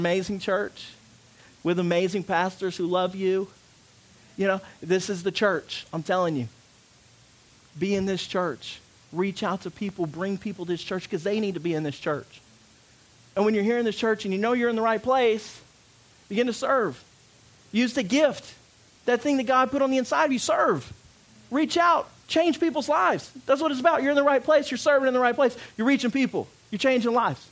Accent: United States; moved away; also born or lived in Louisiana; I'm from Arkansas and Louisiana

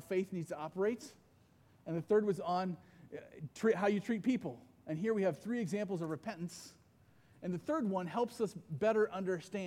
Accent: Iowa, United States; I grew up mostly in Iowa

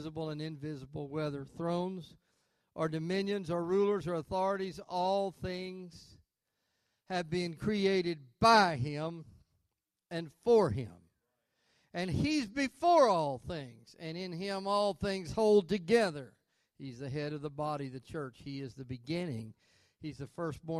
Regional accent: Arkansas, United States; I'm from Arkansas

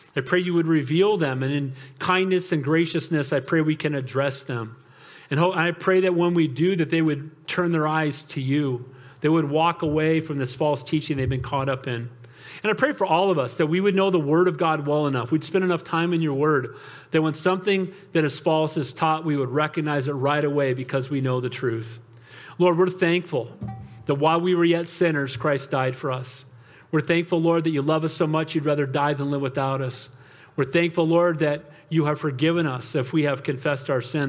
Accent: United States; I'm American

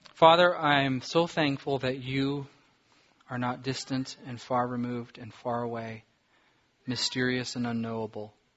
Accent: Southern California, United States; now in Alaska, United States; I grew up in Southern California.

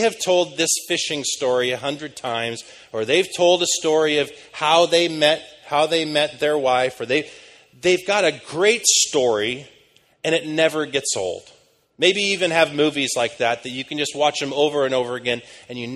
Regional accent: United States; moved away as an adult; now in London, United Kingdom

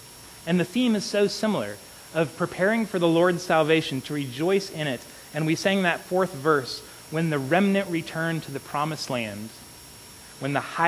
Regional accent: South Carolina, United States; now in California, United States; When Aubrey and I moved here 7 years ago to California, we came from South Carolina.

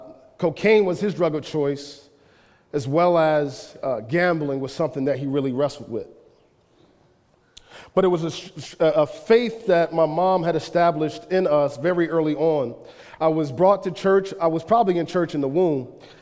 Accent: Chester, Pennsylvania, United States; born there; I was born in Chester, Pennsylvania. Chester, Pennsylvania is a depressed town besides like two industries, oil refinery and medical.

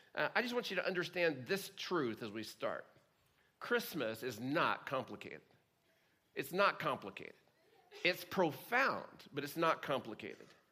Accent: Oklahoma, United States; growing up in Oklahoma

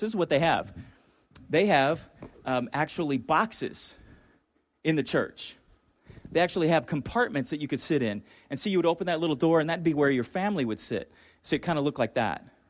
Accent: Chula Vista, California, United States; I grew up in Chula Vista, about five minutes from the border

